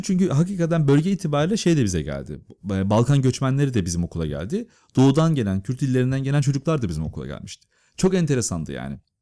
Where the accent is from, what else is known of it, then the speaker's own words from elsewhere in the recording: Istanbul, Turkey; Ben Gültepe diye bir mahallede büyüdüm İstanbul'da